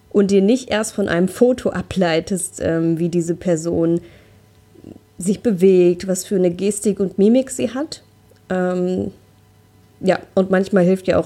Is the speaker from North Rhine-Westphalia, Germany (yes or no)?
yes; North Rhine-Westphalia, Germany; Also ich komme hier aus dem Ruhrgebiet, wir haben hier in Essen Frauenpartys